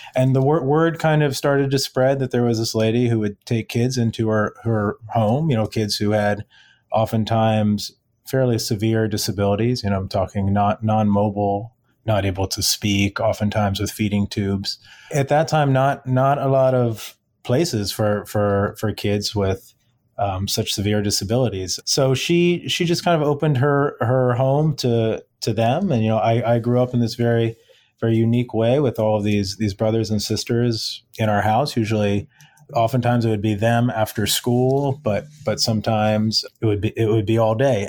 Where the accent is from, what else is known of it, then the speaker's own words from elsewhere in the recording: Silver Spring, Maryland, United States; I grew up, I'm local to the Washington, D.C. area, grew up in Silver Spring, Maryland